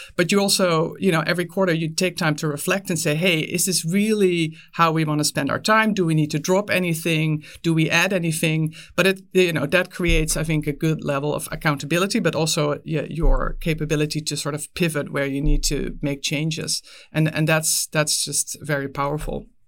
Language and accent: English; Netherlands; moved away as an adult; now in United States; I was, I was born and raised in the Netherlands, but I, I moved, uh, to the U S pretty early in my career.